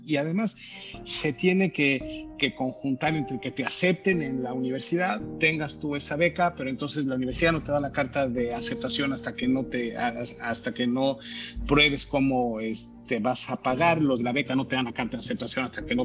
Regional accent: Mexico; moved away as an adult; also born or lived in Mexico City / New York; now in United States; nosotros como mexicanos, pues este, estamos acostumbrados a los temblores

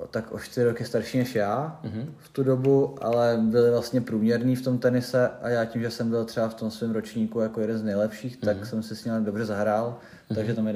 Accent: Duchcov, Ústí nad Labem Region, Czechia; also born or lived in Prague; now in Teplice, Czech Republic; Já jsem rodák z Duchcova, Aha. z velkého tenisového města, odkud pochází hodně moc tenistů, stejně jako z Teplic.

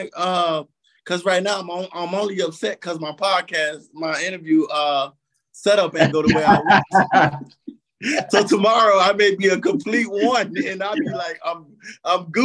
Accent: Columbus, Georgia, United States; moved away as an adult; also born or lived in Phenix City, Alabama; now in San Antonio, United States; I'm Columbus, Georgia, Phoenix City, Alabama bred

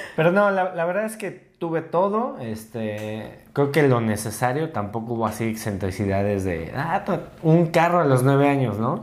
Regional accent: Mexico City, Mexico; nací en Ciudad de México

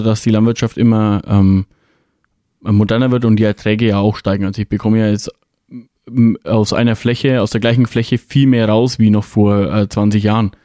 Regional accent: Bavaria, Germany; bei uns in Bayern

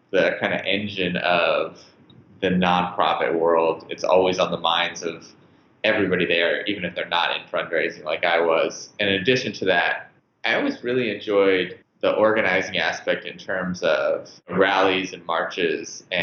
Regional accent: United States; I think being an American in Germany was an interesting experience

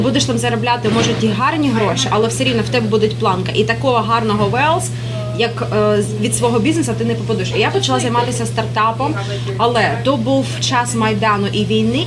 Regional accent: Luhansk, Luhansk Oblast, Ukraine; moved away as an adult; also born or lived in Kyiv, Ukraine; now in New York, United States; я зростала в Луганську

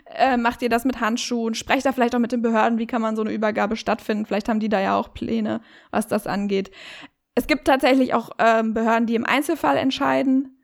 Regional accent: Herford, North Rhine-Westphalia, Germany; ich komme ja aus Herford

